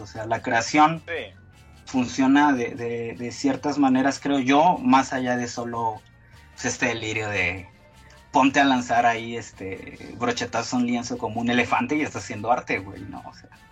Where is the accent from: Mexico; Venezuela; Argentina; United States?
Mexico; Tuxtla Gutiérrez, Chiapas; moved away; yo como vengo de Tuxtla